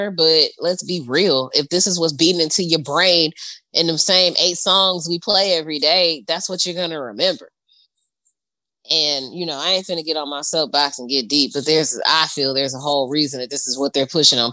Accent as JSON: {"language": "English", "town": "Shreveport", "region": "Louisiana", "country": "United States", "also_born_or_lived": "Toledo", "moved": "yes", "said": "I'm from Shreveport. Like, I need you to understand that, like, I'm not from here. I'm from down there."}